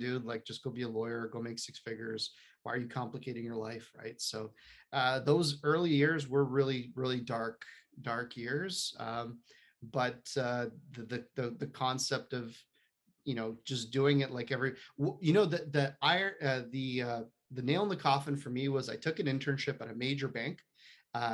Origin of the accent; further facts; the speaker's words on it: Poland; moved away; I'm not from around here. I was born in Poland, communist Poland.